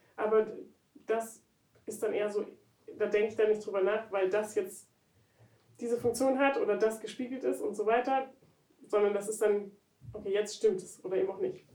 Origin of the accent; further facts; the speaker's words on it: Berlin, Germany; Also ich komme ja aus Berlin, und dann eben aus Frohnau. Und Frohnau ist wirklich da ganz, ganz oben im Norden.